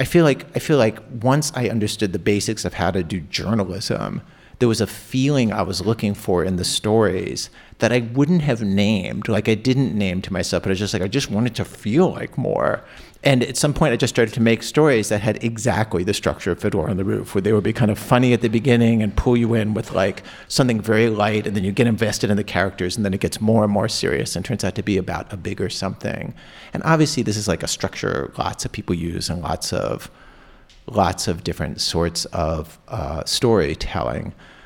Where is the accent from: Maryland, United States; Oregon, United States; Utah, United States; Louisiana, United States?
Maryland, United States; And my mom would take us to shows growing up in Baltimore County. And so there's a lot of Jews in Baltimore County